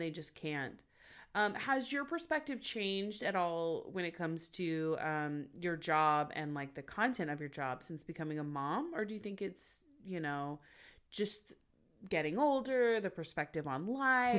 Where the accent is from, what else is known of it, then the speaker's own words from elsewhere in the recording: Los Angeles, California, United States; I'm from Los Angeles